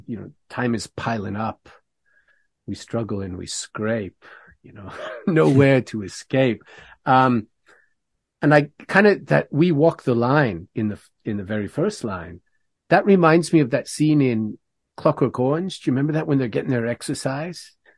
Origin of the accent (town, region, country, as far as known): Canada